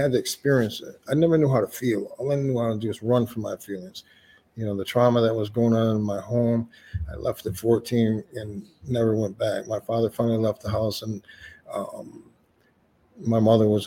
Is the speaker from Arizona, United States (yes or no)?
no; Lansing, Michigan, United States; Well, I'm from Lansing.